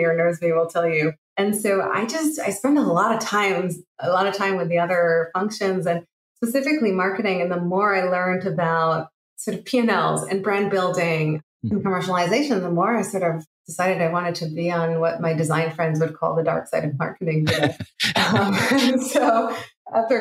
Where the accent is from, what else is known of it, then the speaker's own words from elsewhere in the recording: Israel; moved away as an adult; I'm originally from Israel